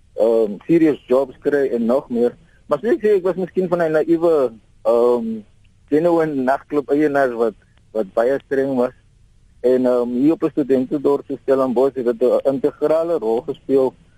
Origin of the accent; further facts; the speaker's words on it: Stellenbosch, Western Cape, South Africa; also born or lived in England; ek is van Stellenbosch en ek is 43 jaar oud